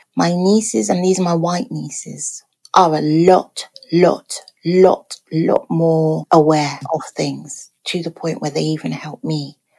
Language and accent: English; Nigeria; we might not be so insulting because we are Nigerian and insults are a way of us showing love to each other.